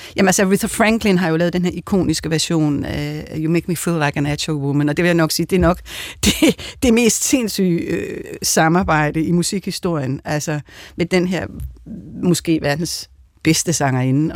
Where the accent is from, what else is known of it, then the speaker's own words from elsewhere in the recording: Denmark; jeg er jo også en dansker